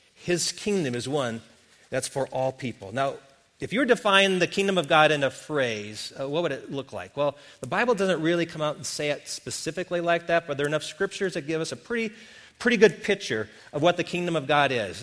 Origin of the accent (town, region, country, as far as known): Wisconsin, United States; born or raised there; moved away